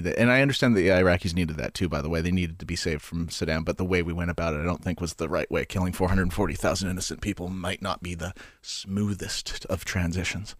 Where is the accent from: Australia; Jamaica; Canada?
Canada; I'm Canadian